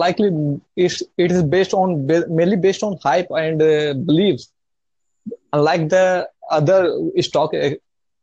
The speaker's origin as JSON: {"language": "English", "country": "India", "said": "I'm from India, and I'm a day trader"}